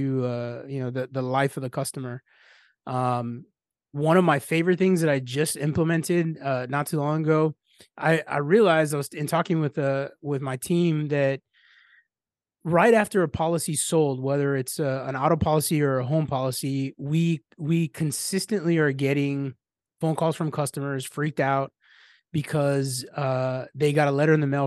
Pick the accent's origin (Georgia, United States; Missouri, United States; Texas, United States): Texas, United States; San Antonio; I'm from San Antonio, Texas